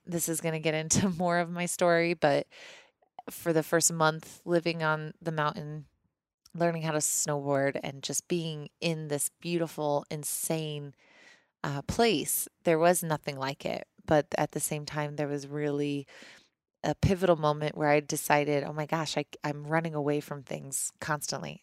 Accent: Missouri, United States; moved away as an adult; now in Colorado, United States; I grew up in Missouri

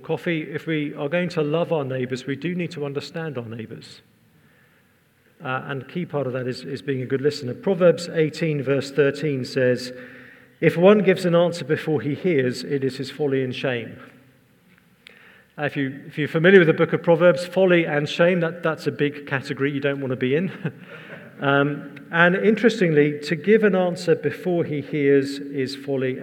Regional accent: England, United Kingdom; I'm English

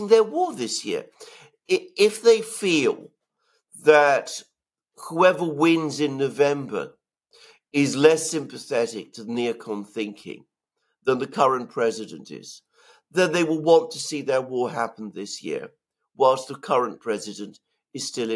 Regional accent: United Kingdom; as a Briton

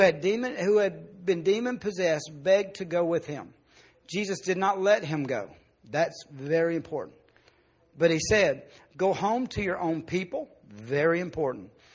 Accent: Arkansas, United States; I grew up in Arkansas

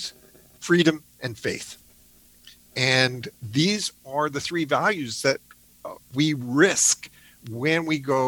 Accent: Canada; also born or lived in Oxford; When I was a young boy growing up in Canada

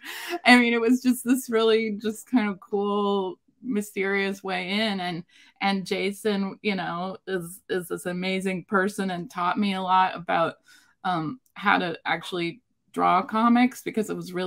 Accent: Seattle, Washington, United States; moved back to Seattle, which is my hometown

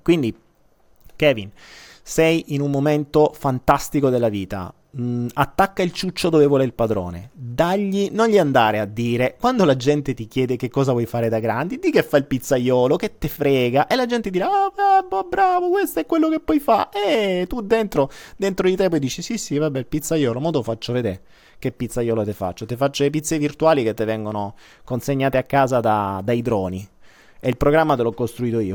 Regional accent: Apulia, Italy; da noi in Puglia tu mi hai chiamato terrone ed è vero, io sono un terrone

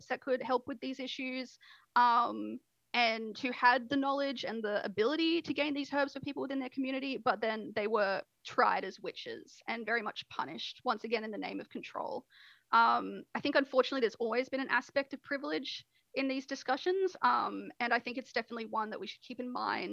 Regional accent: Australia; I'm an Australian

